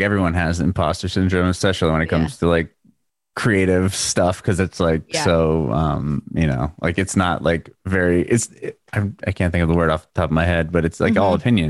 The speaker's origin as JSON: {"language": "English", "town": "San Diego", "region": "California", "country": "United States", "lives_now": "Nashville, United States", "said": "I came from San Diego. I came from California and I moved here in February of last year."}